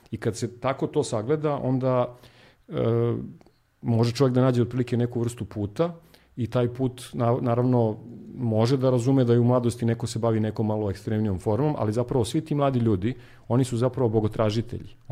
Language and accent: Croatian; Sjenica, Zlatibor District, Serbia; moved away; also born or lived in Belgrade; ja sam eh, rođen u Beogradu, ali sam proveo detinstvo u Sjenici.